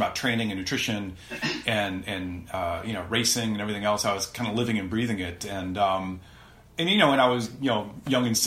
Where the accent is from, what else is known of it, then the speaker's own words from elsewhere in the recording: South Central Ohio, United States; where I grew up in South Central Ohio